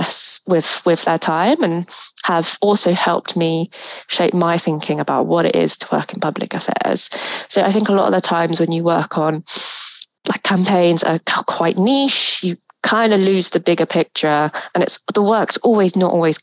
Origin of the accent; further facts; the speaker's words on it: Philippines; moved away; I'm originally from the Philippines